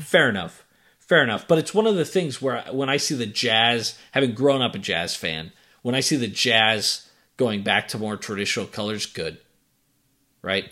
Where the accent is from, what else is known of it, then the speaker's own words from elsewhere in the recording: Boston, Massachusetts, United States; moved away; you and I grew up in Boston